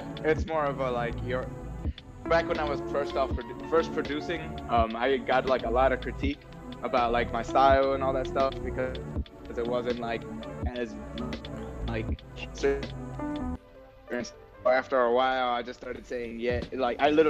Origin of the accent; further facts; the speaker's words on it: New York City, New York, United States; also born or lived in Harlem; growing up in Heights, because that's where I'm actually originally from